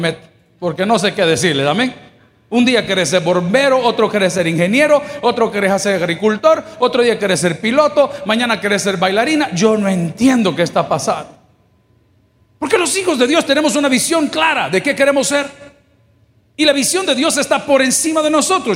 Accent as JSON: {"language": "Spanish", "country": "El Salvador", "said": "mi país, El Salvador"}